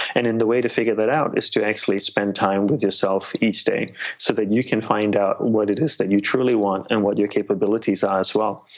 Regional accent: Australia; moved away as an adult; also born or lived in Malaysia / Hawaii; grew up in Australia

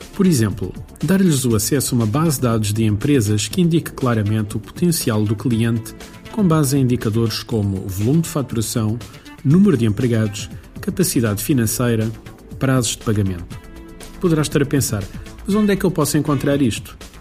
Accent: Beira Alta, Portugal; Aqui na minha terra, na Beira Alta, é bastante frequente

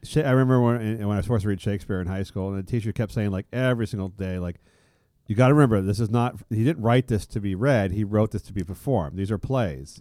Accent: San Francisco, California, United States; I come from San, uh, uh, uh, uh, San Francisco

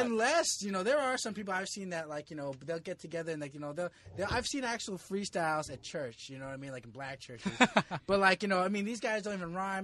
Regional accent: Jersey City, New Jersey, United States; moved away as an adult; also born or lived in New York; now in Philippines; I grew up in Jersey City

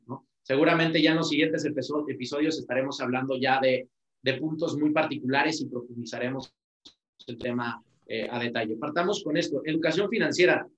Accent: Mexico; nosotros como mexicanos y latinos

